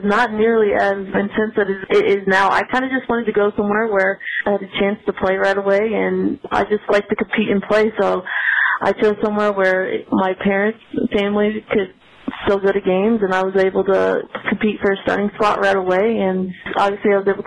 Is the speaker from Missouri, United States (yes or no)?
yes; St. Louis, Missouri, United States; I grew up in St. Louis, Missouri. So born and raised in St. Louis, grew up there.